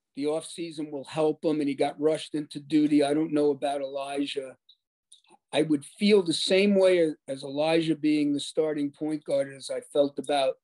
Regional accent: New York, United States; I'm a New Yorker

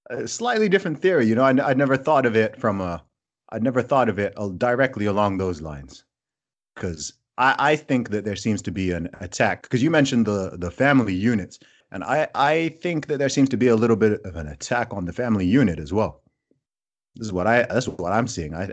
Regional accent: Saudi Arabia; also born or lived in England; I mean I was born in England, but I actually grew up in Saudi Arabia. And my family is originally from Nigeria.

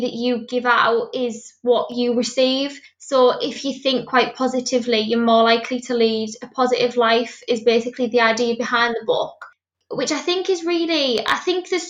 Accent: Middlesbrough, North East England, United Kingdom; I'm from Middlesbrough, which is where I'm currently based

